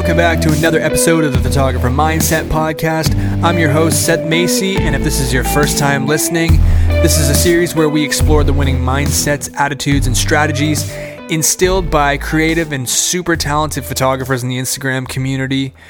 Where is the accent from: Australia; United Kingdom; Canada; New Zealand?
Canada; as Canadian as I must be